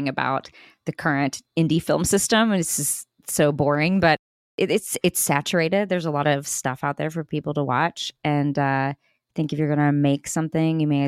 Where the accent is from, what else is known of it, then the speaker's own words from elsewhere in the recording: Texas, United States; I'm from Texas. So we just speak loudly